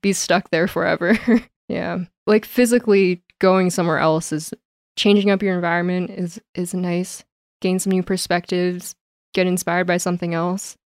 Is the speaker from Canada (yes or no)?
yes; Calgary, Alberta, Canada; also born or lived in Toronto; I love being back home in Calgary